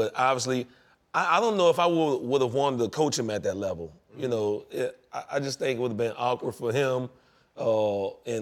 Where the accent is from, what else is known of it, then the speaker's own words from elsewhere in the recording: New Orleans, Louisiana, United States; I grew up in New Orleans